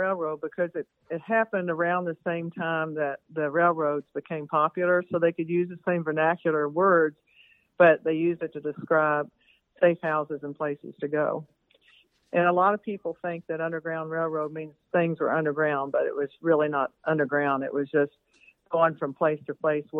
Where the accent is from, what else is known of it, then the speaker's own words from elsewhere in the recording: Oldham County, Kentucky, United States; I grew up here in Oldham County